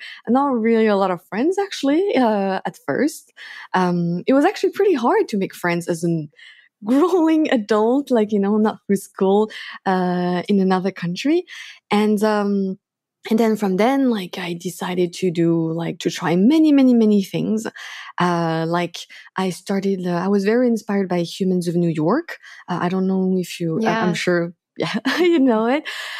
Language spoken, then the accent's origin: English; France; So I was born in France. And then, yeah, I grew up there like pretty much my whole life. But I also lived in different countries because my parents were moving around a lot.